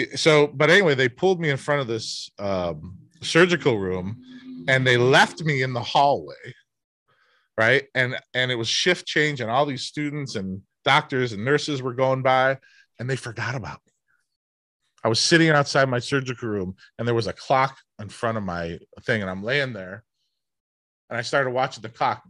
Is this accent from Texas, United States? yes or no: no; Cleveland, Ohio, United States; I grew up in Cleveland, a Midwest work ethic.